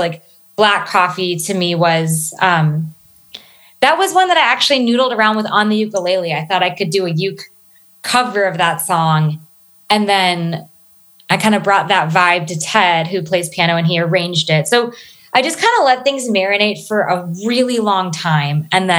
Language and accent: English; East Coast, United States; So I'm a military kid. So I'm from up and down the East Coast. Just moved around a ton, primarily in the DMV, DC, Maryland, Virginia area.